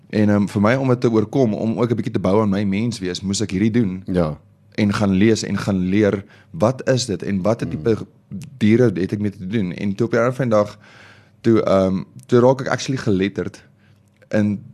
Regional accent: Omaruru, Erongo, Namibia; born there; also born or lived in Kriel / Namakwaland; ek is gebore in Omaruru in Namibië en ja. um, ons het 'n bietjie gebly in Kriel hier agter in Mpumalanga en toe gaan ons van daar af oor en toe gaan ons bly ons in Namakwaland

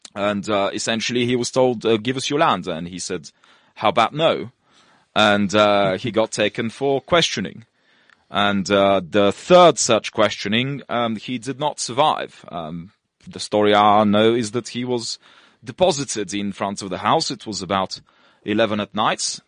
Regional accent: Russia; moved away; also born or lived in Bulgaria; originally born in Bulgaria, of uh, mixed Polish and uh, Turkish heritage, and uh, grew up in Russia, and uh, went to school there

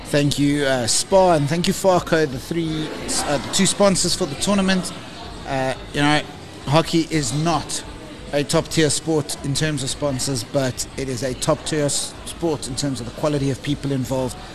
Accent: South Africa; even though I am actually a South African media officer.

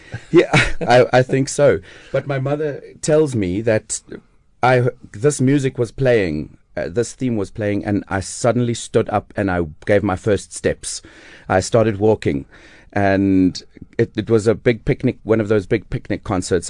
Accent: Amanzimtoti, KwaZulu-Natal, South Africa; moved away as an adult; also born or lived in Durban; I was born in, on the East Coast, uh, on, and in Amanzimtoti, so south of Durban. And I had this small town beach resort kind

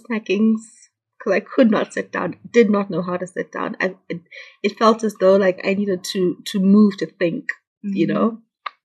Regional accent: Munyati, Midlands, Zimbabwe; moved away as an adult; also born or lived in Kwekwe / Gweru / Bulawayo; I'm from Munyati. That's where I grew up

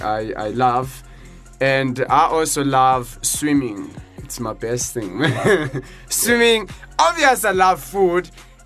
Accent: Johannesburg, Gauteng, South Africa; I'm old. I'm actually from South Africa. I stay in a city called Johannesburg, which is famous. I love God. I love Jesus.

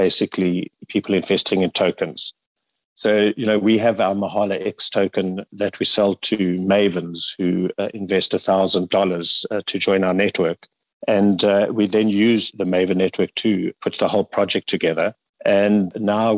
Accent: South Africa; we as South African creatives

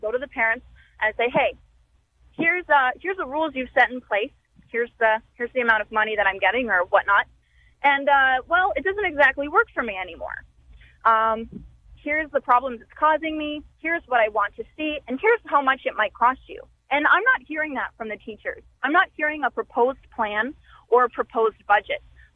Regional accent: Ontario, Canada; now in Saskatoon, Canada; I'm originally from Ontario

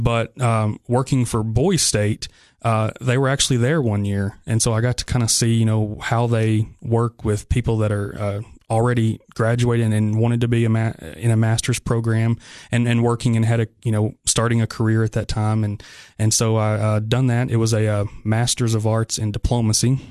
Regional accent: Spencer, Tennessee, United States; also born or lived in McMinnville, Tennessee / Sparta, Tennessee; I'm from the Upper Cumberland

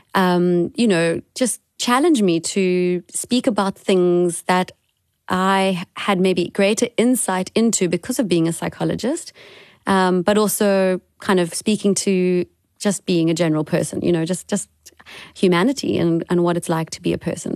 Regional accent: Cape Town, Western Cape, South Africa; also born or lived in Gauteng; I am currently in Cape Town in South Africa, which is my hometown. I was born here

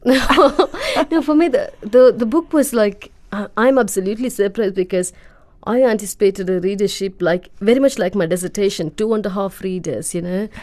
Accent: India; now in United Kingdom

